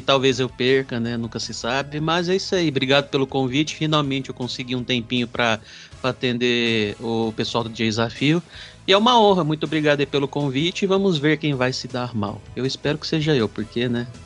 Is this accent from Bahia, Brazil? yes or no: no; Patos de Minas, Minas Gerais, Brazil; Eu sou de uma cidade aqui do interior de Minas chamada Patos de Minas